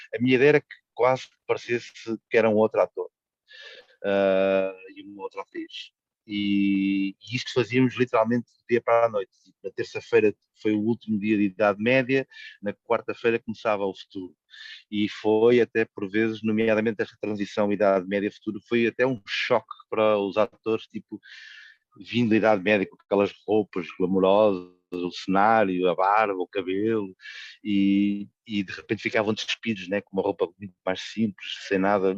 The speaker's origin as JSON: {"language": "Portuguese", "town": "Coimbra", "region": "Centro", "country": "Portugal", "said": "eu sou originário de Coimbra, onde a história aconteceu, e como qualquer cidadão de Coimbra"}